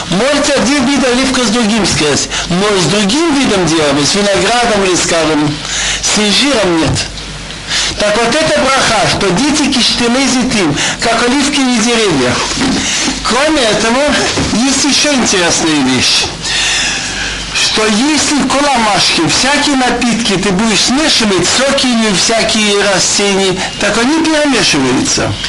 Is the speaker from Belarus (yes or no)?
no; Tashkent, Uzbekistan; я из Ташкента имел два раза виноградник